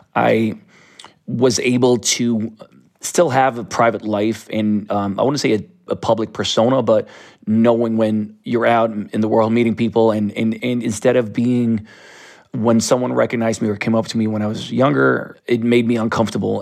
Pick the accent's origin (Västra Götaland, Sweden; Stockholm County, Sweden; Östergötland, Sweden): Stockholm County, Sweden; Stockholm; I grew up in Sodom Island, which is a, a very artistic neighborhood of South Stockholm